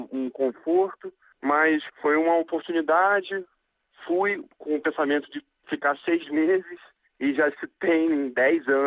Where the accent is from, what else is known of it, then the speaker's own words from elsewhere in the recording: Rio de Janeiro, Brazil; now in Changchun, China; E eu sou do Rio, mas 10 anos já moro fora do Brasil.